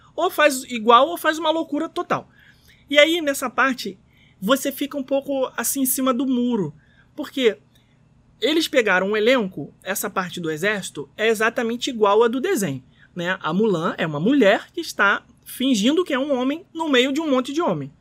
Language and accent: Portuguese; Rio de Janeiro, Brazil; nós, brasileiros, cariocas